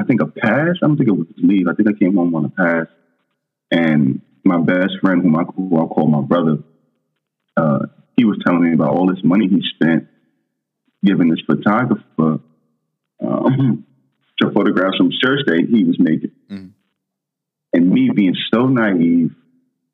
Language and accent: English; New York City, New York, United States; moved away; I'm a kid from Brooklyn